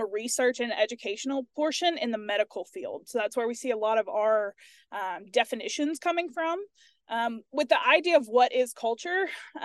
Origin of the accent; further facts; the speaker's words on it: Starkville, Mississippi, United States; moved away as an adult; also born or lived in Louisiana; now in Tennessee, United States; I'm originally from Starkville, Mississippi.